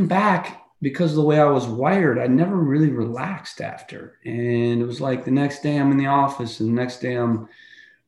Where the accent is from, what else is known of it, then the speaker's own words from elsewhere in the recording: United States; we're American